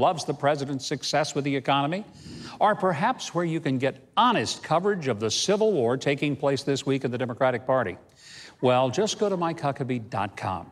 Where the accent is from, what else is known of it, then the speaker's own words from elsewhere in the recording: Arkansas, United States; my home state of Arkansas